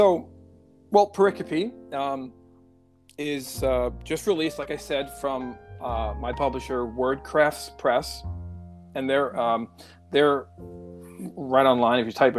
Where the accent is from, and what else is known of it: South Shore of Long Island, New York, United States; born or raised there